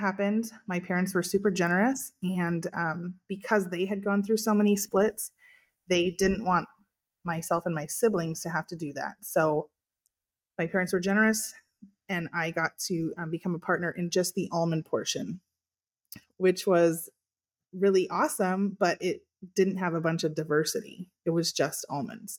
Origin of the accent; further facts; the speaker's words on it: California, United States; I was born and raised here on our farm, we had dairy, beef, and almonds